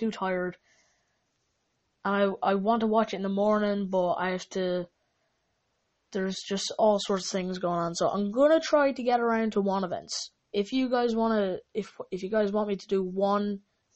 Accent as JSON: {"language": "English", "country": "Ireland", "said": "I'm Irish, just like McGregor is"}